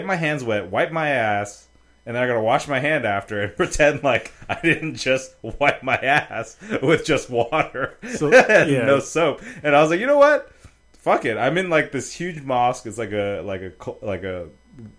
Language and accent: English; United States; I'm just American